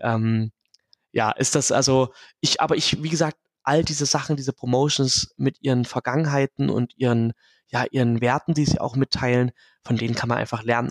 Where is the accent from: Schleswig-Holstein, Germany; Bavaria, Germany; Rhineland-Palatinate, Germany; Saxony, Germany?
Saxony, Germany; Dresden; mein Ursprung in Dresden und eher in der lokalen Wrestling-Szene in Ostdeutschland